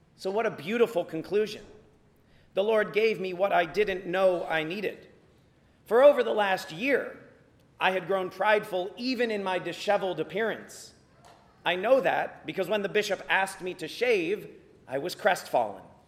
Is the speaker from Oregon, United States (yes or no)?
no; Virginia Beach, Virginia, United States; growing up in Virginia Beach, we deal with hurricanes every fall